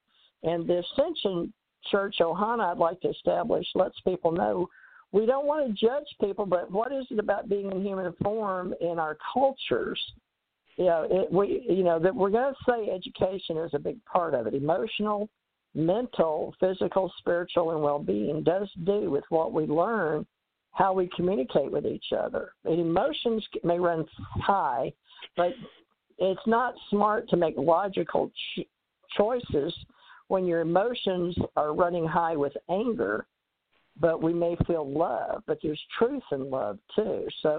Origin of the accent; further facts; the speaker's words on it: United States; But I was raised a Christian in America as a white Anglo-Saxon Protestant.